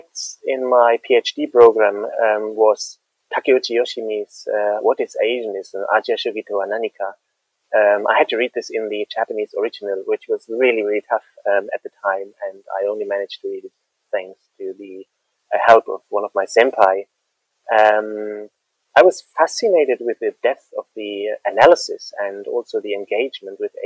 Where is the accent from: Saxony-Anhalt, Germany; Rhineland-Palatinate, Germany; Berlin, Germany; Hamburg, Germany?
Rhineland-Palatinate, Germany; Mainz; moved away as an adult; I spent the first about 24 years of my life living in and near Mainz, a city at the Rhine River in Western Germany, not too far from Frankfurt